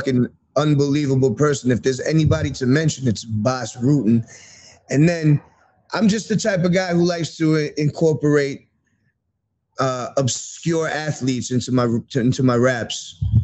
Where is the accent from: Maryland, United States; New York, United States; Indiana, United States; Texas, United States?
New York, United States; New York City; I grew up in Queens